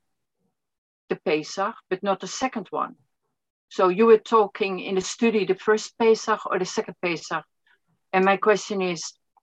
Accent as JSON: {"language": "English", "country": "Netherlands", "also_born_or_lived": "County Galway, Ireland", "moved": "yes", "lives_now": "Ireland", "said": "We are from the Netherlands"}